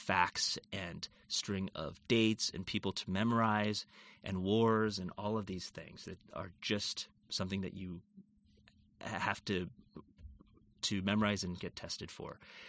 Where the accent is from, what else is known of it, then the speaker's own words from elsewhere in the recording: Seattle, Washington, United States; Yeah, so I grew up in the Seattle area and had always wanted to be a microbiologist.